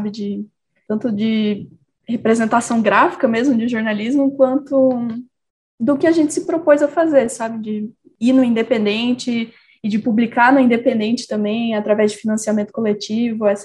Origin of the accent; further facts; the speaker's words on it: Cuiabá, Mato Grosso, Brazil; born there; also born or lived in Rondônia / Uruguay / João Pessoa / Florianópolis; now in São Paulo, Brazil; Eu nasci em Cuiabá, morei em Rondônia também, cheguei a morar no Uruguai quando bebê, mas lá no Mato Grosso morei em mais duas cidades